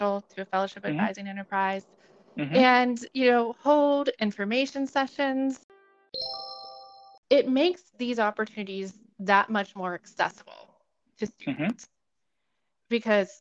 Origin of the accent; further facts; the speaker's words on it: Ohio, United States; moved away as an adult; also born or lived in Nashville, Tennessee / Lehigh (Pennsylvania); now in Cincinnati, United States; I am originally from Ohio. I grew up in a small rural community, although not near Cincinnati